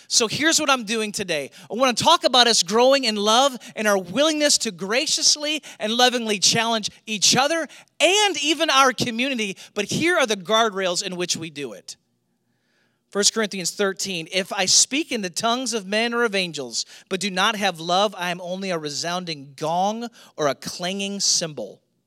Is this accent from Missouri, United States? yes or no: yes; St. Louis, Missouri, United States; moved away; I grew up in Saint Louis